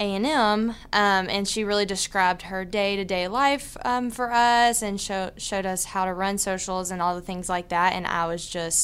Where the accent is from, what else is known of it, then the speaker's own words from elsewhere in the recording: Port Neches, Texas, United States; Yes. So I'm from Port Neches. I went to PNG.